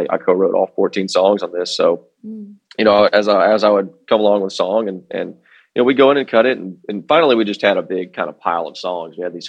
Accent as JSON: {"language": "English", "town": "Fort Worth", "region": "Texas", "country": "United States", "tie": "born or raised there", "said": "I grew up on the Fort Worth side of things, and we have the Stockyards."}